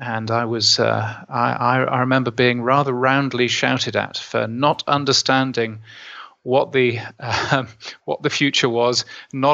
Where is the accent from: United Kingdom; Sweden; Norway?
United Kingdom; now in Australia; being a Brit and having worked for the BBC